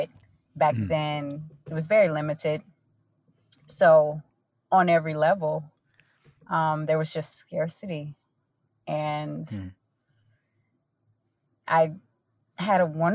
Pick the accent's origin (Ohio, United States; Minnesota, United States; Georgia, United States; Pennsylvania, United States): Georgia, United States; Augusta; I grew up in East Augusta, which is one of the places that it seemed to have been intentionally divested from here in our city